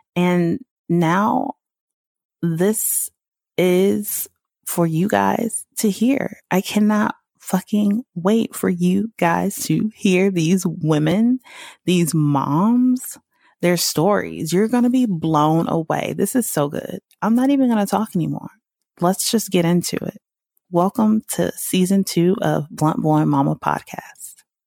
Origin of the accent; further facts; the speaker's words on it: the South, United States; I'm country as hell. I'm from the South